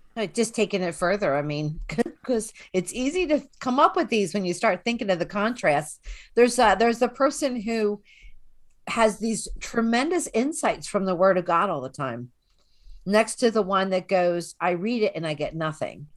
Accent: Philadelphia, Pennsylvania, United States; moved away; I grew up in the Northeast in Philadelphia

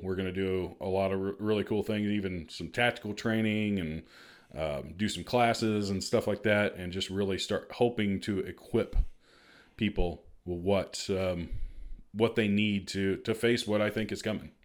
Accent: Marion, Illinois, United States; also born or lived in Missouri; I'm originally from Marion, so we're both Southern Illinois, born and raised.

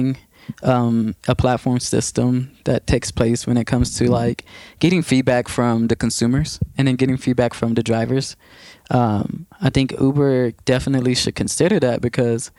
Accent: Waco, Texas, United States; I was doing a good amount of art in my hometown, which is Waco, Texas

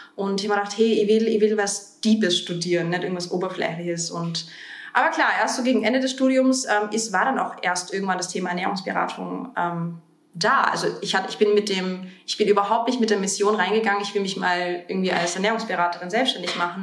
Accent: Bavaria, Germany; moved away as an adult; now in Vienna, Austria; in Deutschland groß geworden. Also ich habe, ich bin vor zwölf Jahren nach Wien gekommen, ähm, nachdem ich in, in Bayern ähm, meine Abitur gemacht habe und zur Schule gegangen bin.

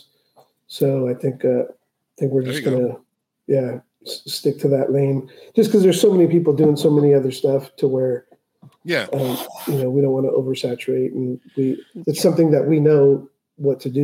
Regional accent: South Bay, California, United States; born or raised there; also born or lived in Tijuana, Mexico

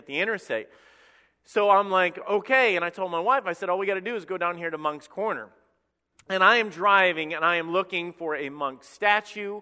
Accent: Alabama, United States; I'm from Redneck, Alabama

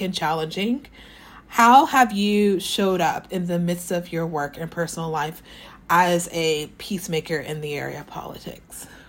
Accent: Southeast Texas, United States; I'm from Southeast Texas

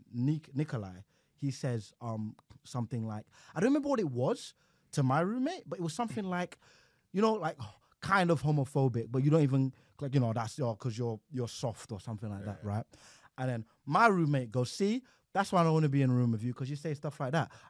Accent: Nigeria; moved away as an adult; also born or lived in United Kingdom (born); now in United Kingdom; after I left boarding school in Nigeria, I came back here, right? I was 18

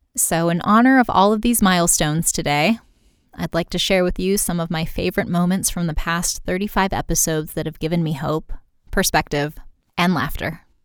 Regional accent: United States; I'm American

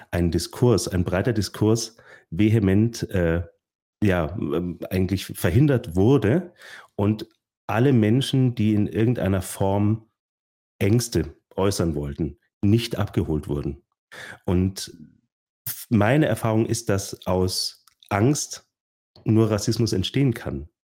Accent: Bavaria, Germany; Natürlich, und dann sage ich, ich komme aus, äh, aus der Nähe von München.

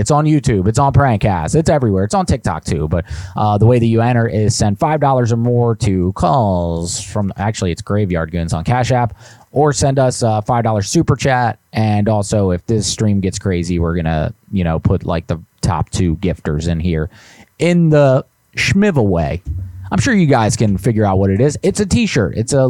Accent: New Jersey, United States; Listen, I'm from New Jersey, man. I haven't had a pizza like that in years being up here.

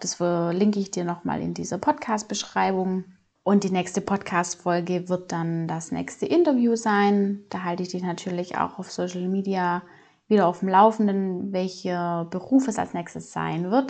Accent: Swabia, Germany; ich komme aus dem Schwabeländle, Schwabenmutter

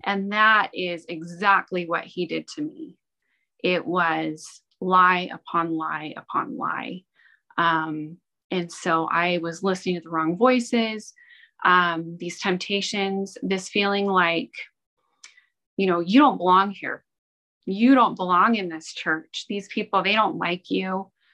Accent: Ogden, Utah, United States; I was born and raised in Ogden, Utah

